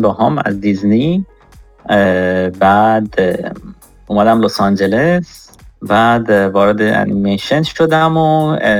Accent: Karaj, Alborz, Iran; moved away as an adult; also born or lived in Ahvaz, Iran / Tehran, Iran / San Francisco, United States; now in Los Angeles, United States; من متولد اهواز هستم بزرگ شده کرج تهران دانشگاه رفتم حدودا 8 سال 9 ساله که آمریکا اومدم

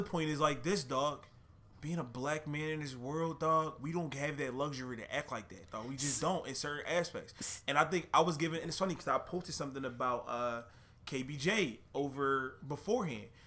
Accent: Philadelphia, Pennsylvania, United States; I'm from Philly

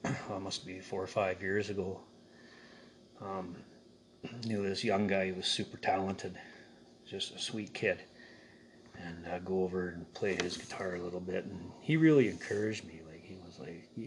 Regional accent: Canal Flats, British Columbia, Canada; I'm from Canal Flats, BC

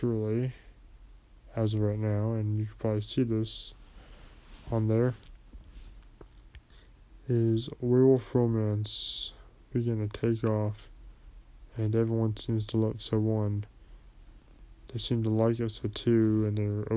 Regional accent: United States; me being an American citizen

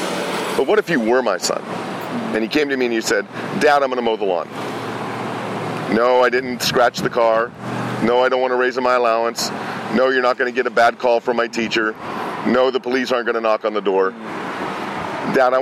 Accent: California, United States; also born or lived in Pennsylvania; We moved from Pennsylvania to California

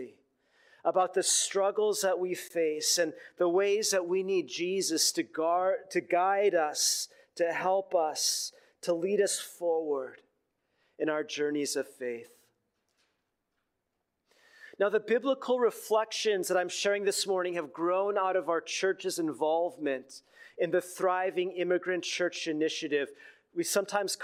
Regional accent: Minneapolis, Minnesota, United States; moved away as an adult; also born or lived in Los Angeles; I had left my hometown in Minneapolis

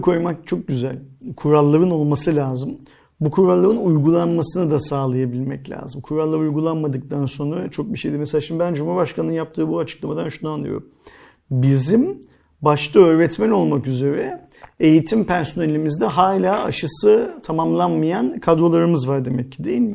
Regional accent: Istanbul, Turkey; ben İstanbul'da doğdum büyüdüm.

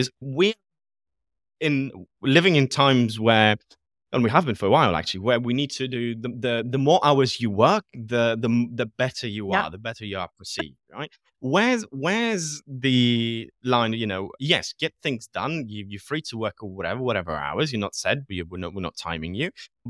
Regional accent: Poland; English is a second language; now in United Kingdom; because Poland was born and raised in Poland, lived in the UK for a big chunk of my time in my life. And I've never had a situation where I felt discriminated as a result of being Polish.

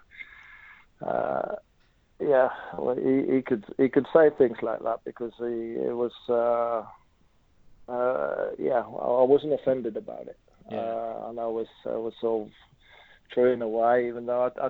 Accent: Norway; moved away as an adult; me growing up in Norway, watching the English League

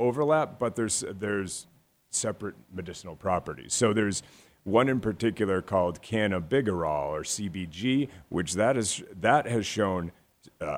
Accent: Massachusetts, United States; I'm from Massachusetts

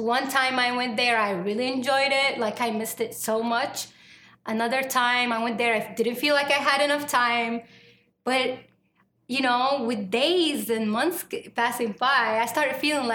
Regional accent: Saudi Arabia; English is a second language; moved away as an adult; now in United States; I'm from Saudi Arabia

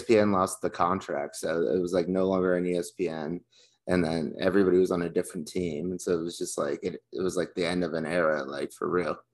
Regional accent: Texas, United States; when we were growing up in Texas

